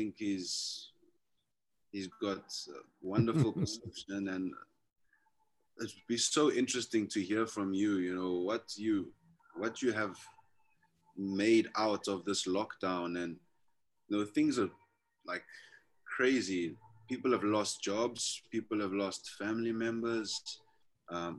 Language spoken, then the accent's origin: English; South Africa; I'm from the Venda. I'm Venda myself, but my family is very culturally mixed. I would say in South Africa, we speak our native languages